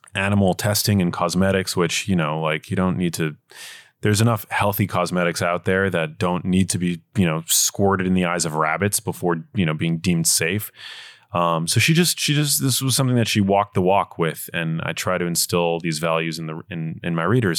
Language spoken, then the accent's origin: English; New York City, New York, United States; I grew up in New York City